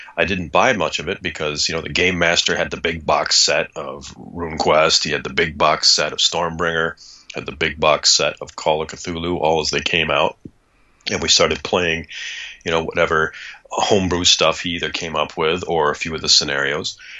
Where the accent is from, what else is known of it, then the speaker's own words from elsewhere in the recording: Kalamazoo, Michigan, United States; also born or lived in Ann Arbor, Michigan; I grew up in Michigan and originally in the wonderfully named Kalamazoo, Michigan